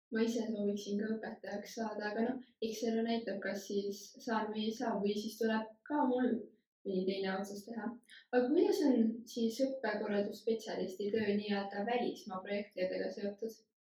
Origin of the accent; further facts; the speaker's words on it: Valga County, Estonia; tulen Valgamaalt